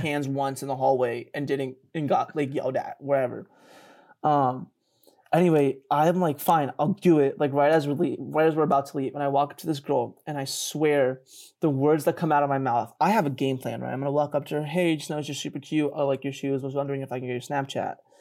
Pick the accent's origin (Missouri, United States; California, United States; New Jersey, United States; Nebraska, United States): New Jersey, United States; Flemington; moved away; I grew up in Jersey.